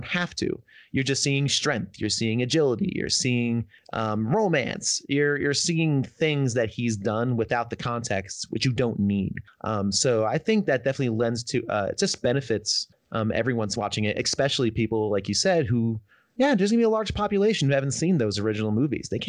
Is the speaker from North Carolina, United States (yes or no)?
no; Northern New Jersey, United States; also born or lived in New York; I'm from the Northeast, Northern New Jersey.